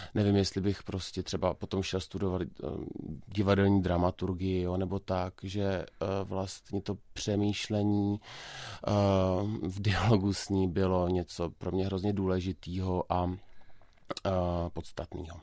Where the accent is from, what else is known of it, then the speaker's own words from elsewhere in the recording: Karlovy Vary, Karlovy Vary Region, Czechia; já jsem z Karlových varů